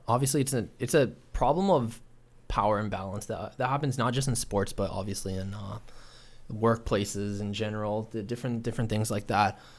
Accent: Toronto, Ontario, Canada; I grew up in Scarborough, so it was a little more diverse

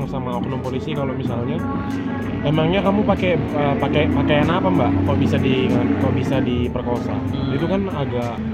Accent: Kalimantan, Indonesia; Ini eh, kebetulan saya juga dari Kalimantan, ya? Kalimantan yang sebenarnya dari kecil itu udah merasakan dampak dari pembakaran hutan asapnya itu

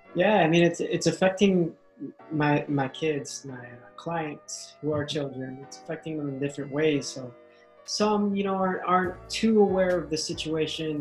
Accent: Chicago, Illinois, United States; first language English; I was born here in Chicago. My family, my mom and dad are from the Philippines, so I'm first generation American

